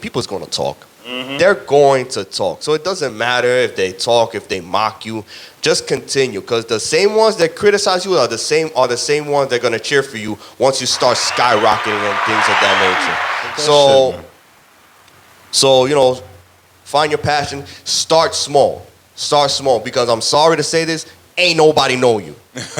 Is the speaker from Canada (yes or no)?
no; Dominican Republic; República Dominicana, I gotta go with baseball. Dominican Republic, that's the culture. That's the sport that we like grew up.